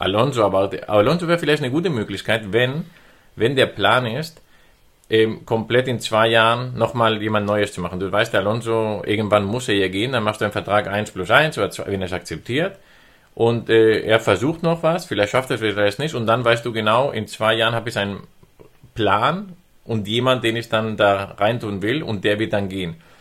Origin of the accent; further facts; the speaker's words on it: Spain; moved away; als Spanier